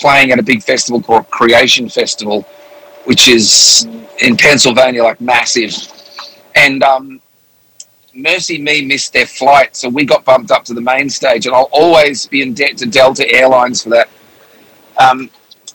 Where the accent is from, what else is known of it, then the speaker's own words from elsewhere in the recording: Melbourne, Victoria, Australia; moved away as an adult; also born or lived in England / Sydney; now in United States; I was born in England, and when I was 7, we moved to Australia